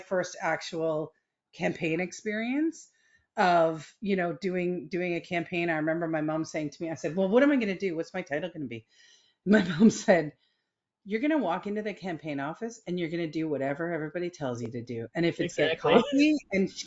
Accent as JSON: {"language": "English", "town": "Toronto", "region": "Ontario", "country": "Canada", "tie": "born or raised there", "said": "I grew up in Scarborough in the 1970s"}